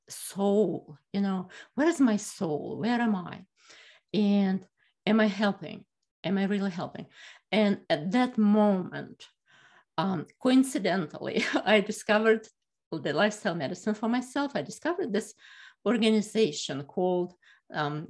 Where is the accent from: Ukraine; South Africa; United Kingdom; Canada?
Ukraine; moved away as an adult; now in Philadelphia, United States; I went to medicine in Ukraine, and I'm from Ukraine